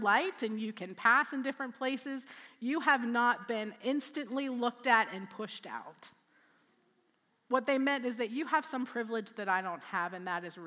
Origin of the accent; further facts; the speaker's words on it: Altoona, Pennsylvania, United States; moved away; also born or lived in Columbus; I was born and raised in Altoona.